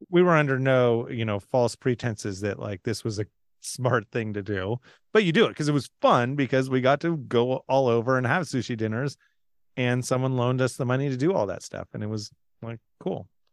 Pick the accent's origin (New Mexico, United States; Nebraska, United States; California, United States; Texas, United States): California, United States; San Francisco; We're from San Francisco